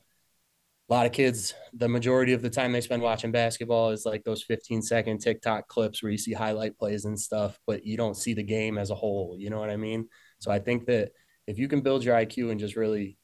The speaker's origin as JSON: {"language": "English", "town": "Hornell", "region": "New York", "country": "United States", "tie": "born or raised there", "also_born_or_lived": "Syracuse", "said": "I grew up here in Hornell, played basketball my whole life"}